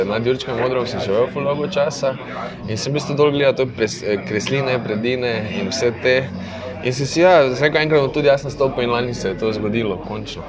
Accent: Maribor, Drava, Slovenia; moved away; sem vesel, da sem iz Maribora in da sem predvsem ponosen, da sem iz Maribora

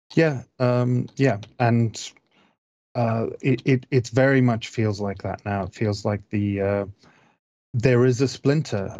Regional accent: Zimbabwe; moved away; I grew up in Zimbabwe

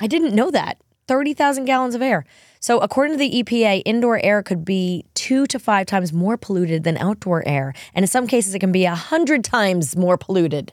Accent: New York, United States; I'm a New Yorker

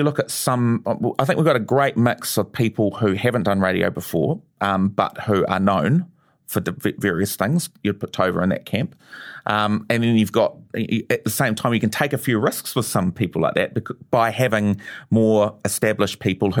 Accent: New Zealand; I mean, being Kiwi has got to be part of this.

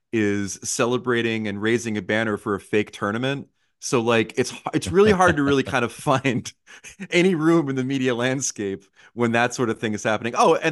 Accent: United States; As an American, I am authorized to make this trade.

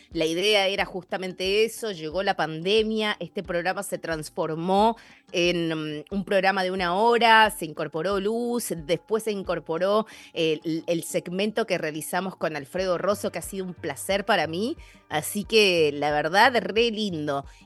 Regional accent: Argentina; moved away as an adult; now in Seattle, United States; como buena argentina

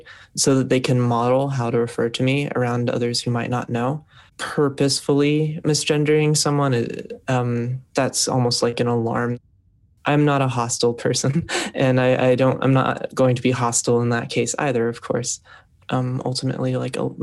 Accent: New York City, New York, United States; My background is I'm from Brooklyn

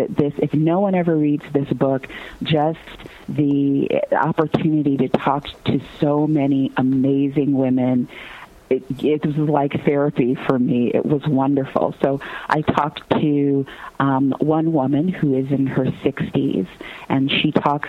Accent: Gary, Indiana, United States; I grew up in Gary, Indiana, me and …, though at different times

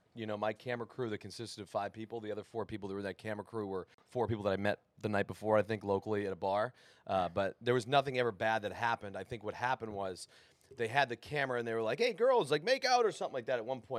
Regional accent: Lawrence, Massachusetts, United States; Lawrence, Massachusetts.

